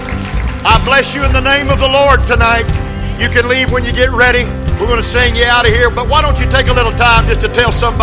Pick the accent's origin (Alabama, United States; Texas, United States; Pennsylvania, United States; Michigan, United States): Texas, United States; West; I grew up in West Texas